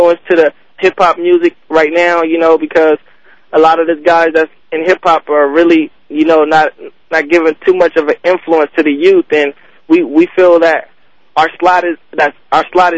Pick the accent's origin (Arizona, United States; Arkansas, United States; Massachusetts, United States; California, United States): California, United States; Long Beach; I was born in Long Beach, California. I grew up actually with a skateboarder